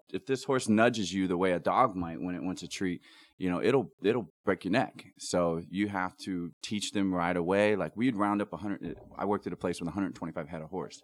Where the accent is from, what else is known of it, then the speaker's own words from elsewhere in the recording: Ohio, United States; I grew up in Ohio